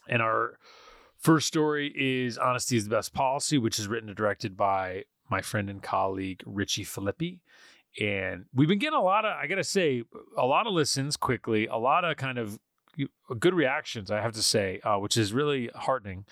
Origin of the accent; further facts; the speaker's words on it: Poughkeepsie, New York, United States; I grew up in Poughkeepsie